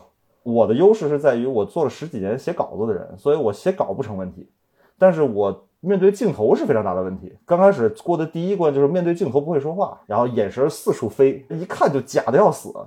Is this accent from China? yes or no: yes; Beijing, China; accent: Beijing; 尽可能的夸张我的北京口音，其实我平时说话不会那么的重，